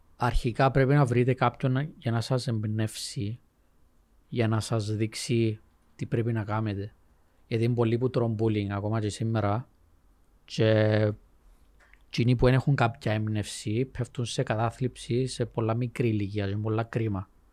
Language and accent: Greek; Cyprus; Greek is a second language; also born or lived in England; Ήμουν μητσής, ξέρεις, ε, εγώ δεν καταλαβαίνω να μιλήσει σχεδόν. Ήρθαμε Κύπρο.